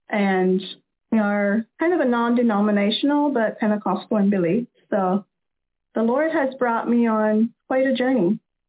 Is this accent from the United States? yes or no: yes; Lancaster County, Pennsylvania, United States; I grew up in Lancaster County with the New Order Amish.